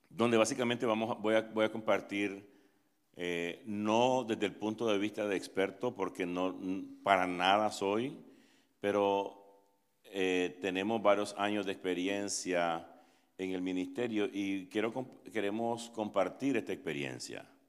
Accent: Nicaragua; now in Atlanta, United States; soy nicaragüense, tengo 27 años de vivir en Estados Unidos

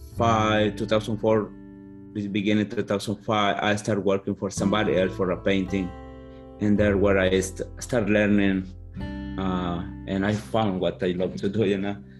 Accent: Guatemala; English is a second language; moved away as an adult; also born or lived in Eastern Shore, Maryland; now in Maryland, United States; I'm from Guatemala, and I've been from 2003, it's like 19 years, something like that.

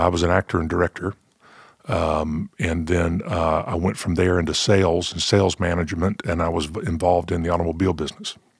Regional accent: the South, United States; growing up in the South, you know, we had our, we had our gospel quartets

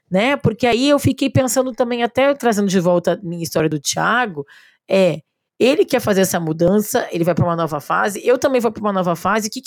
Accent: São Paulo, Brazil; now in Belo Horizonte, Brazil

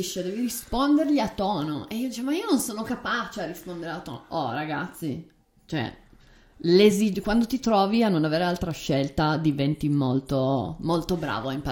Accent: Turin, Piedmont, Italy; io sono nata e cresciuta a Torino nell'anno 1986

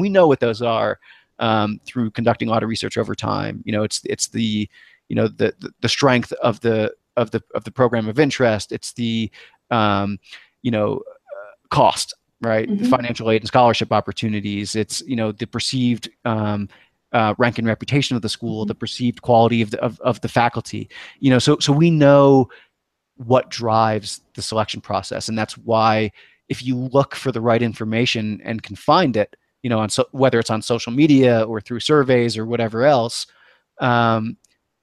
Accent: New England, United States; moved away; I grew up in New England

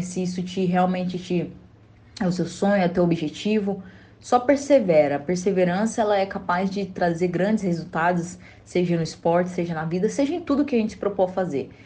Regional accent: Barro Alto, Goiás, Brazil; Eu nasci no interior de Goiás, né? Sou de Barro Alto.

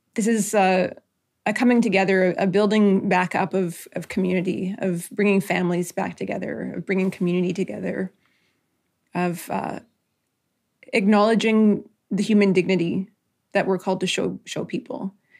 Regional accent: Nisga'a Nation, British Columbia, Canada; I'm from the Niska Nation

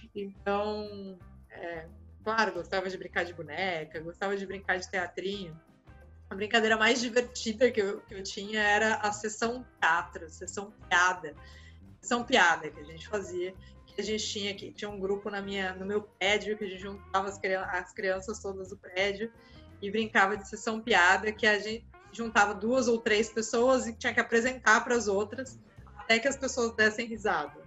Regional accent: Santos, São Paulo, Brazil; Eu nasci aqui em Santos, né? Moro em Santos ainda até hoje

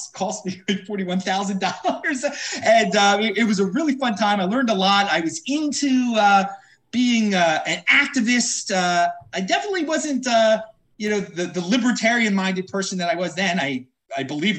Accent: Baltimore, Maryland, United States; I was born and raised in Baltimore

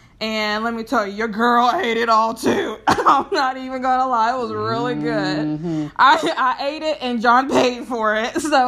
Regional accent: East Texas, United States; moved away; I'm from East Texas, and we decided to take a trip back home on Sunday.

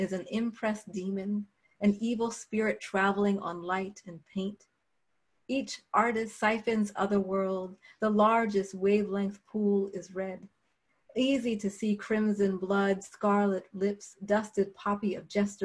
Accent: Philadelphia, Pennsylvania, United States; I'm from Philadelphia

